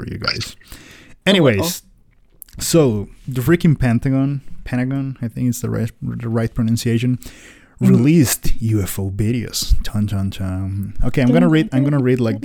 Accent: Costa Rica; I'm from Costa Rica

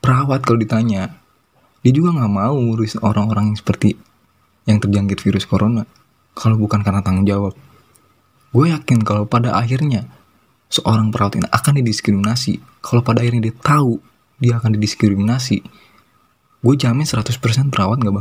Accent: Pandeglang, Banten, Indonesia; bukan Banten Pandeglang ya khususnya Pandeglang kota gua yang ODP itu udah 700 loh

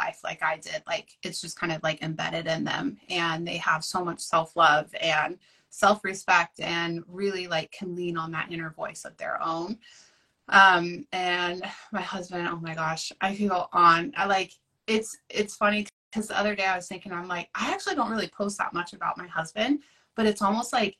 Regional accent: Oregon, United States; I'm from Oregon. I live in a tiny little coastal town

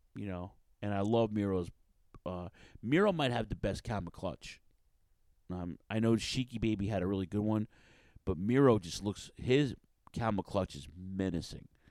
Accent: New York City, New York, United States; Queens, shout out to Queens, my hometown

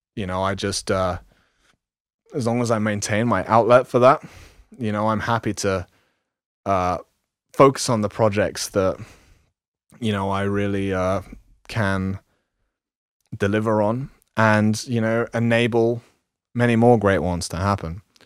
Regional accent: London, United Kingdom; moved away as an adult; I was born in London and lived in the kind of slums for, most of my life there.

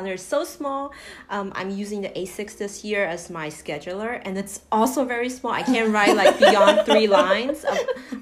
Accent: Taiwan; moved away; I'm from Taiwan

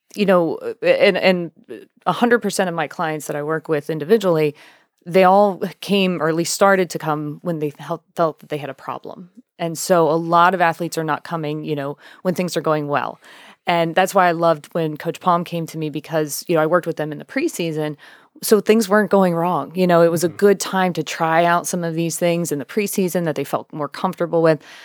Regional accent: United States; I'm from York County

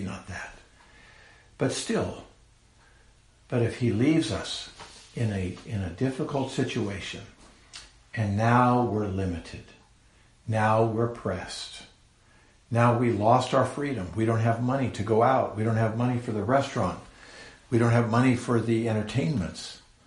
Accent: San Carlos, California, United States; I was born in the San Francisco Bay Area of California many years ago, and uh, grew up in a little, well, not a little, a city called San Carlos

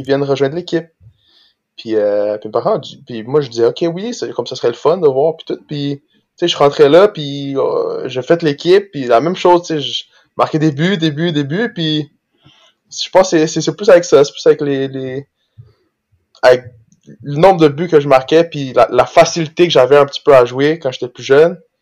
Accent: Brazil; moved away; quand j'étais jeune, j'habitais au Brésil

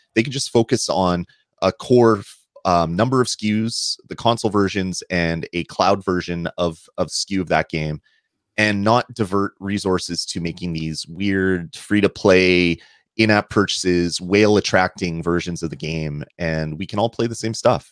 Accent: Canada; I'm Canadian

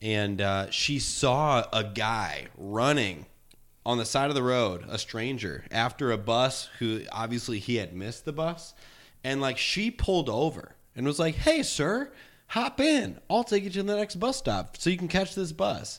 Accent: Peoria, Illinois, United States; I'm from Illinois

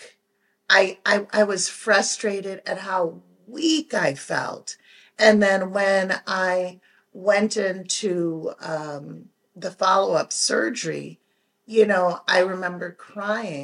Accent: Jamaica; we're Jamaican, so it's tons of people and it's tons of food

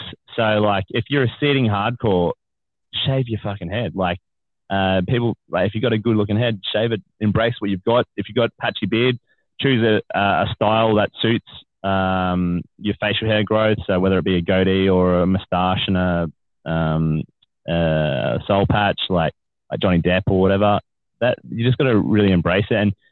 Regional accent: Australia; as an Australian men

